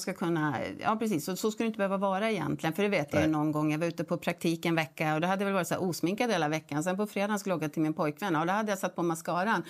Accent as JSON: {"language": "Swedish", "town": "Gävle", "region": "Gävleborg County", "country": "Sweden", "tie": "born or raised there", "said": "jag född och uppvuxen i Gävle"}